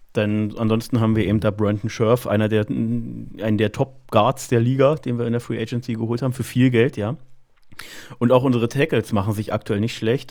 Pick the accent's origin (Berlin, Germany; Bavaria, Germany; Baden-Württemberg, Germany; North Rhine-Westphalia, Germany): Berlin, Germany; Ich komme aus Berlin